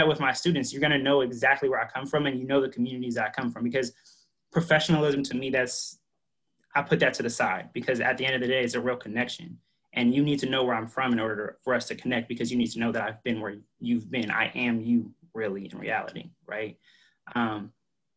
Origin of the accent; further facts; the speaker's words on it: Oakland, California, United States; also born or lived in Antioch, California; I grew up, you know, in the flatlands of Oakland. I grew up in East Oakland before moving out right there in 2008